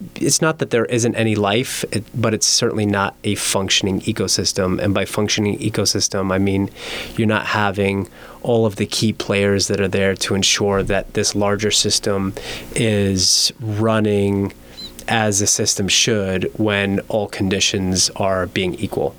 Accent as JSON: {"language": "English", "town": "Miami", "region": "Florida", "country": "United States", "tie": "born or raised there", "moved": "as an adult", "lives_now": "Las Vegas, United States", "said": "growing up in Miami"}